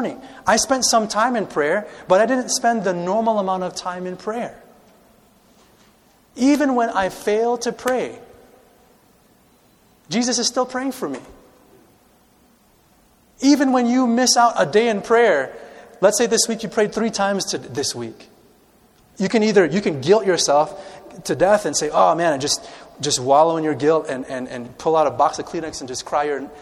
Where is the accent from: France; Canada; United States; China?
United States; Chicago, Illinois; I grew up in the city of Chicago. I'm a city boy.